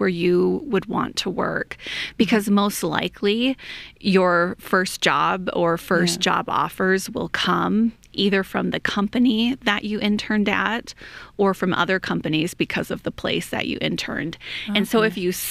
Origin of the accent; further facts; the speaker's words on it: Minneapolis, Minnesota, United States; moved away as an adult; now in Rexburg, United States; I grew up in the Minneapolis area of Minnesota, loved it, great place